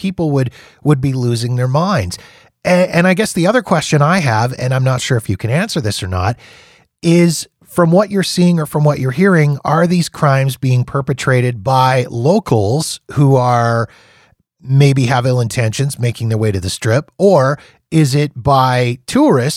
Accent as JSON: {"language": "English", "country": "Canada", "said": "as a Canadian"}